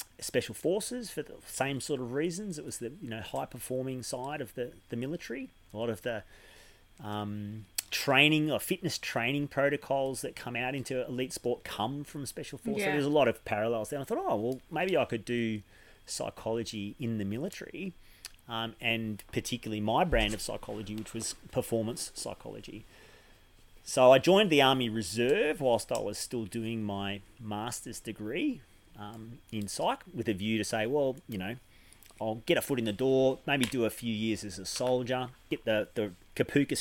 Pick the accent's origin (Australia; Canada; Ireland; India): Australia; Mornington Peninsula, Victoria; We moved down to Melbourne when I was about 7 or 8. And I grew up on the Mornington Peninsula